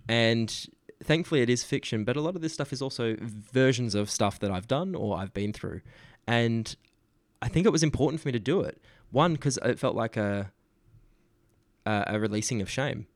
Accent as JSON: {"language": "English", "town": "Geraldton", "region": "Western Australia", "country": "Australia", "tie": "born or raised there", "said": "Geralton's my hometown."}